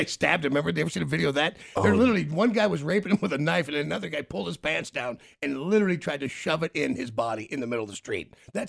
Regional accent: Memphis, Tennessee, United States; So, I grew up in Memphis, and there were three kids.

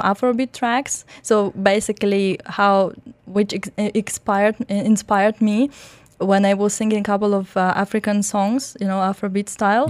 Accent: Belarus; English is a second language; also born or lived in Germany; now in Dubai, United Arab Emirates; was born in Germany and grown up in Belarus.

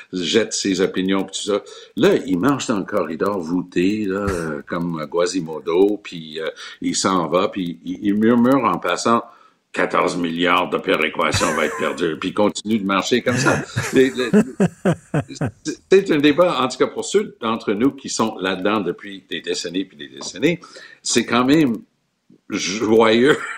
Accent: Quebec, Canada; Moi, je suis québécois, nationaliste, mais je suis pas souverainiste, mais je suis pas fédéraliste

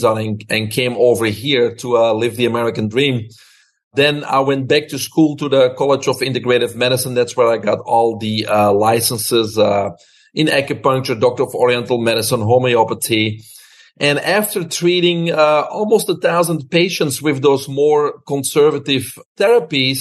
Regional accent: Belgium; moved away as an adult; now in United States; I'm originally from Belgium. Grew up there with my brother, single mom.

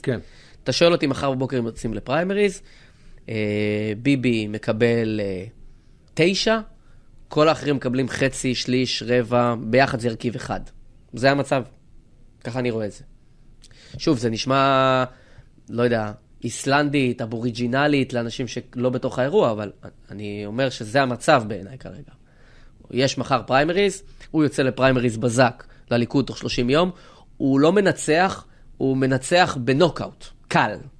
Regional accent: Rehovot, Central District, Israel; וגדלתי ב- וגדלנו באותו עיר

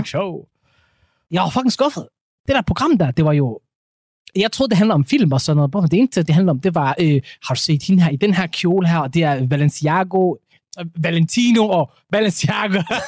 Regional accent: Ikast, Central Denmark Region, Denmark; Kom direkte ud fra Midtjylland jeg

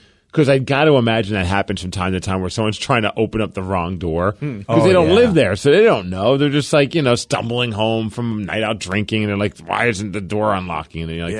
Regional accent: New York City, New York, United States; moved away; growing up in Brooklyn, New York

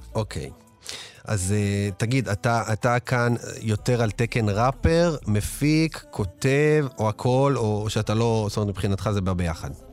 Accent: Ashdod, Southern District, Israel; אני גדלתי באשדוד

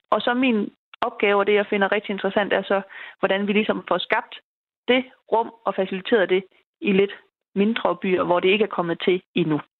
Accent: Horsens, Central Denmark Region, Denmark; jeg er fra Horsens, og det er her, jeg er vokset op

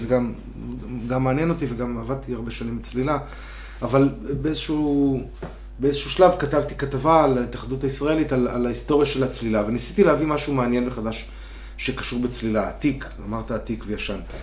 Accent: Herzliya, Tel Aviv District, Israel; ילד שגדל פה באזור

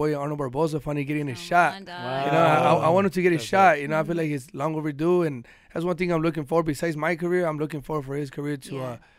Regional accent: Mexico; moved away; You know, my idol when I came from Mexico.

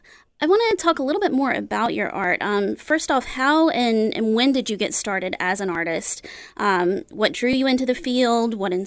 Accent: Georgia, United States; now in Kalamazoo, United States; I am from Georgia myself

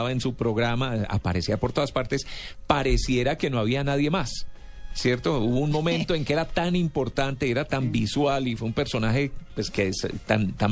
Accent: Cuba; pero nos quedamos cortos de tiempo y siendo cubanos

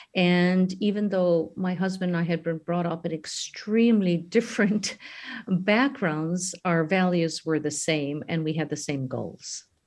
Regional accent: Chicago, Illinois, United States; moved away as an adult; now in Ukraine; I grew up with a great sense of responsibility when I was born in Chicago for the homeland my parents had left

